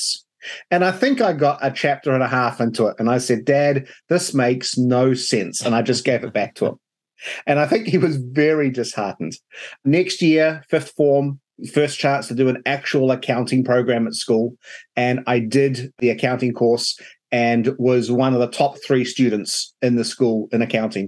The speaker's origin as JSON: {"language": "English", "region": "Wellington", "country": "New Zealand", "tie": "born or raised there", "also_born_or_lived": "United States / Canada", "moved": "as an adult", "lives_now": "Toronto, Canada", "said": "I was born in Wellington, New Zealand, and my dad was an accountant. So my first real job was working for him."}